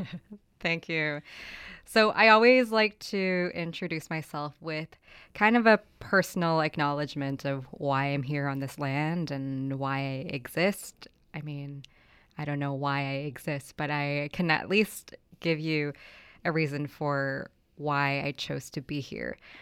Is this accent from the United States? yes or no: no; Toronto, Ontario, Canada; moved away as an adult; also born or lived in Manitoulin Island / Victoria; I moved there when I was eighteen from Toronto, where my family settled.